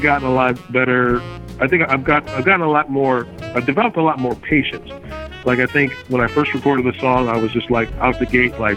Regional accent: Evanston, Illinois, United States; here in my hometown of Evanston

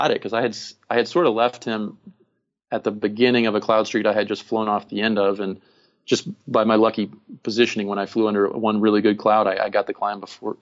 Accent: Phoenix, Arizona, United States; I'm from Phoenix.

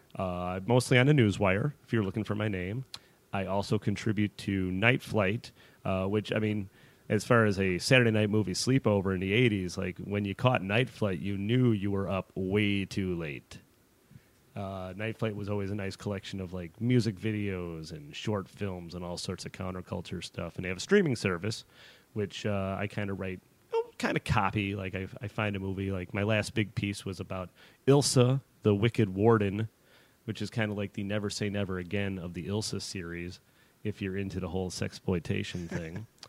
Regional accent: Chicago, Illinois, United States; moved away; I'm from Chicago originally

